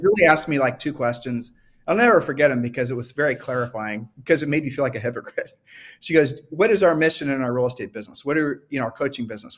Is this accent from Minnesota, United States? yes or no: no; Ohio, United States; I'm from Ohio